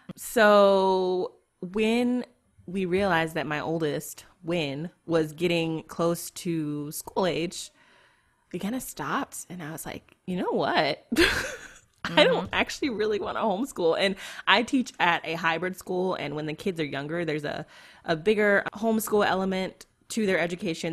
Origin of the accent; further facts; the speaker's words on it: United States; I am an American Christian woman